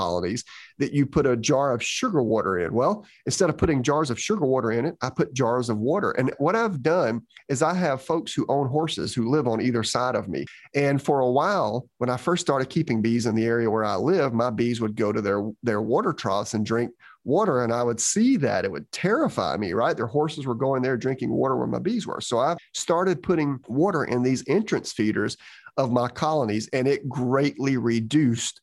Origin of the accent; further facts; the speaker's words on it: Georgia, United States; when I was growing up in Georgia